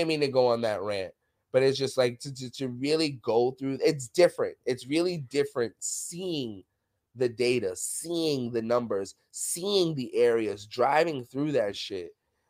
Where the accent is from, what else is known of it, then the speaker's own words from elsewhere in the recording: New York City, New York, United States; And I'm from New York City. Y'all all know that. So like I'm used to like, you know, Spanish music in the background, arguments, gunshots.